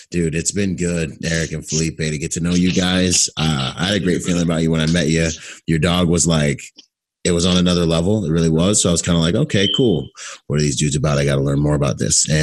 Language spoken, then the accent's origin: English; Bahamas; born there; I was born in the Bahamas.